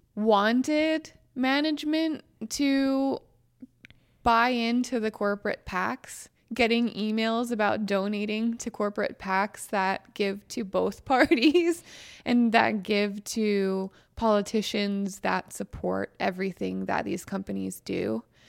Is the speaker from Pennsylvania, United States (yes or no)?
yes; Western Pennsylvania, United States; moved away; also born or lived in West Virginia; I grew up in Western Pennsylvania in a Republican household